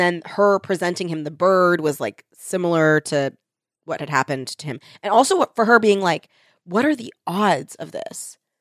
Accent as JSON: {"language": "English", "country": "United States", "said": "we are American"}